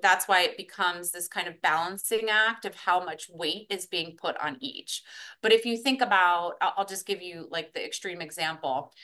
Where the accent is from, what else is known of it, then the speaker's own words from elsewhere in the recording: New York, United States; was born in New York